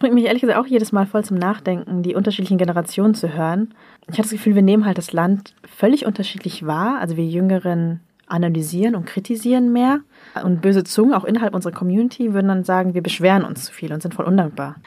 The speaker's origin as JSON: {"language": "German", "area": "the North", "region": "Northern Vietnam", "country": "Vietnam", "said": "ich komme ja auch aus dem Norden"}